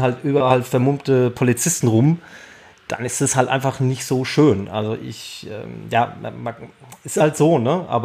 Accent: Bavaria, Germany; also ich bin in Nordbayern aufgewachsen, da spürt man das nicht so

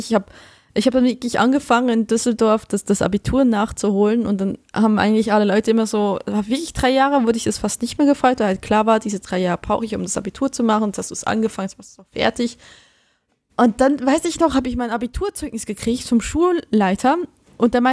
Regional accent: Switzerland; also born or lived in Essen, Germany; nicht so wie in der Kleinstadt, wo ich aufgewachsen bin in der Schweiz

